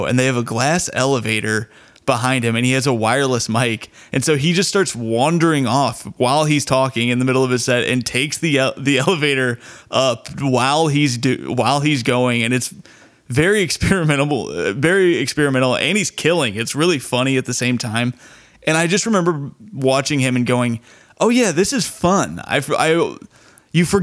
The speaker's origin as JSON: {"language": "English", "town": "Bloomington", "region": "Indiana", "country": "United States", "tie": "born or raised there", "said": "my hometown in Bloomington"}